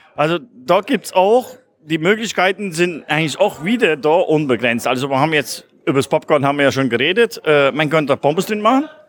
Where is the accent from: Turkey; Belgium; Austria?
Belgium; als Belgier